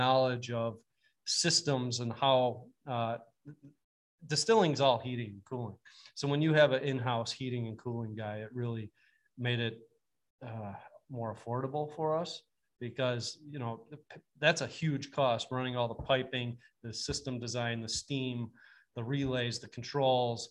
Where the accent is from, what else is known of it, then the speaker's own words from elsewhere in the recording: Attica, New York, United States; now in Bennington, United States; I grew up in Wyoming County, went to Attica, country boy